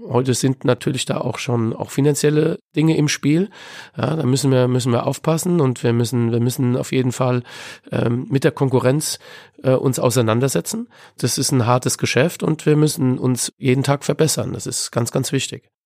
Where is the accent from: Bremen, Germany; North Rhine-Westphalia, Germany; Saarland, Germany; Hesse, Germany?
Hesse, Germany; Frankfurt; Ich bin in Frankfurt-Sossenheim aufgewachsen